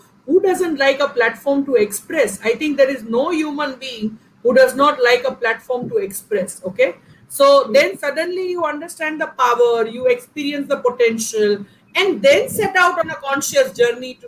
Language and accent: English; Rajkot, Gujarat, India; I was born and brought up in Rajkot